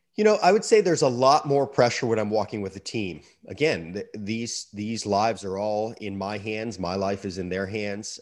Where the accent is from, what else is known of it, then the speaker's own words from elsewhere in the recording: Sarasota, Florida, United States; my hometown of Sarasota, Florida